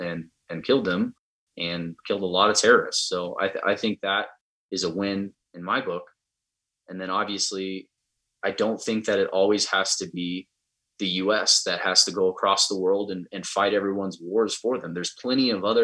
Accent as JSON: {"language": "English", "country": "United States"}